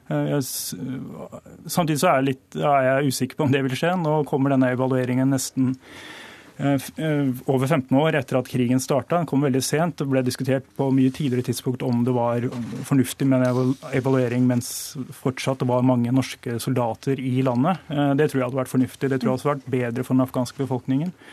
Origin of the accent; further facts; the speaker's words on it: Norway; Jeg synes et av problemene her hjemme i Norge var lenge at det eh, var veldig vanskelig å diskutere krigen i det hele tatt.